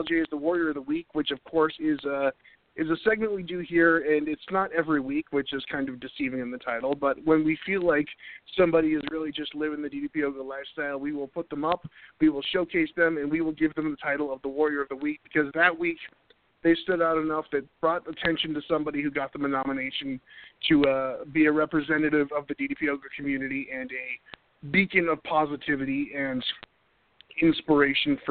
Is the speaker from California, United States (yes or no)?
no; New Hampshire, United States; now in Raleigh, North Carolina, United States; I'm originally from New Hampshire